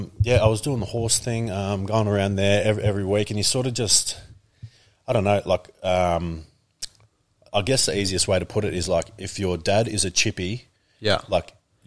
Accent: Canberra, Australian Capital Territory, Australia; I'm originally from Canberra.

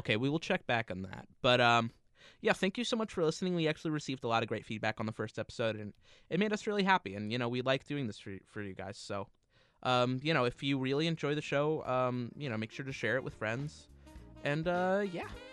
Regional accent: New Jersey, United States; we're from New Jersey

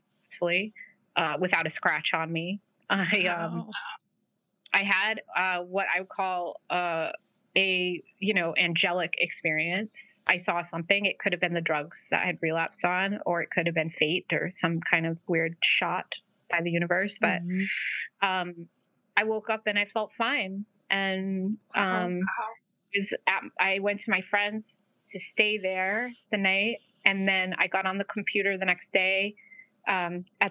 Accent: New England, United States; also born or lived in Providence, Rhode Island; growing up in New England

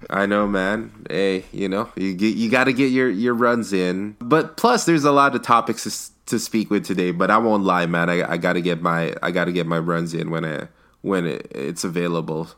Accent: the Bay Area, California, United States; I'm I'm from the Bay

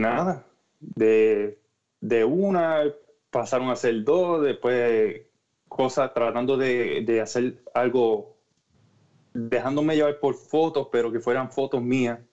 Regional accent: Orocovis, Puerto Rico; moved away; yo soy de Orocovi

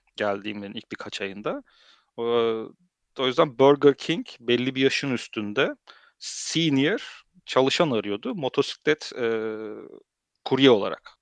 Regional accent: Germany; also born or lived in Turkey; now in Netherlands; Almanya'da doğup büyüdüm

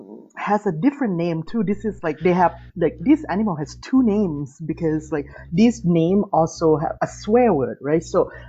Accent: Thailand; English is a second language; Yeah, definitely. I mean, I guess my family particularly, you know, like I actually never swear in Thai, almost never.

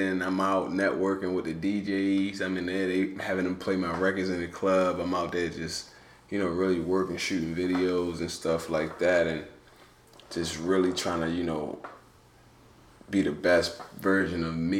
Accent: Baltimore, Maryland, United States; growing up in Baltimore, you know, and being in there is very humbling.

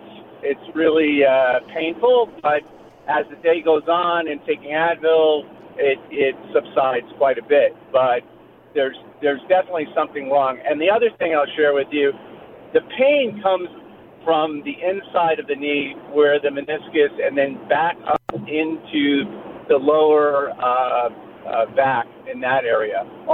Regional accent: Cold Spring, New York, United States; Cold Spring, New York.

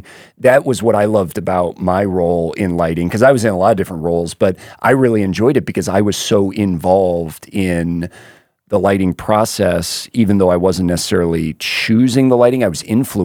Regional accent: Florida, United States; Yeah, I remember growing up in Florida, that's a big thing. A lot of retirees in the small town I grew up

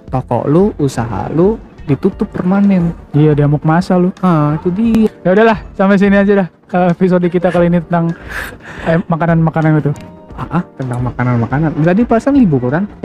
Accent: Padang, West Sumatra, Indonesia; Karena gua orang Padang, Bro.

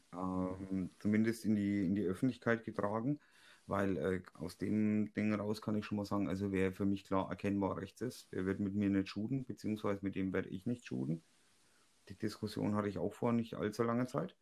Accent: Franconia, Bavaria, Germany; bei uns in Franken

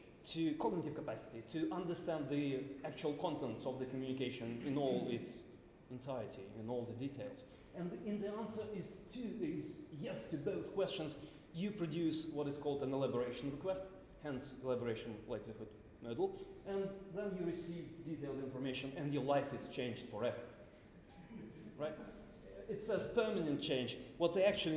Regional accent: Moscow, Russia; I'm from Moscow

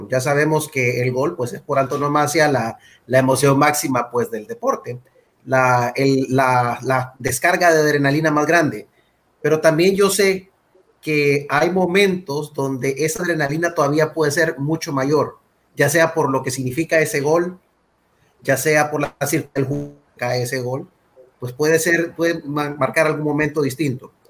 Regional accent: Honduras; yo tenía 12 años y estaba aquí viendo el partido acá en Honduras

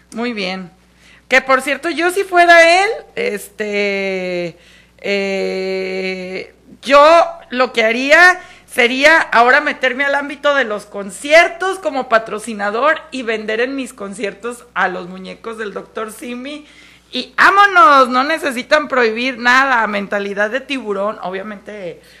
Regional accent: Mexico; somos mexicanos

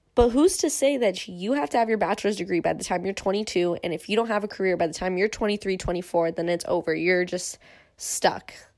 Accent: Irvine, California, United States; growing up in Irvine

